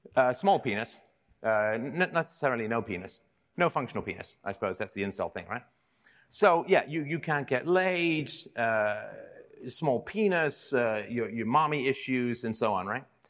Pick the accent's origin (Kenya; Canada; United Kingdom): United Kingdom; England; I grew up in England in the seventies